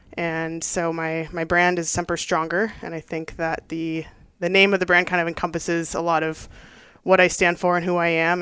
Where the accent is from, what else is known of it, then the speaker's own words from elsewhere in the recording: Los Angeles, California, United States; moved away as an adult; also born or lived in Maryland; I was born and raised in Southern California in the South Bay of Los Angeles